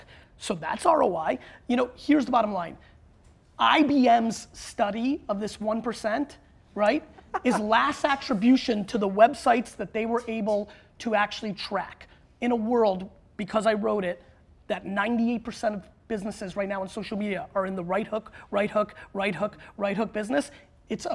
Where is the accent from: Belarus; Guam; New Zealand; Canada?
Belarus; now in United States; I was born in Belarus, which is the last dictatorship in Europe.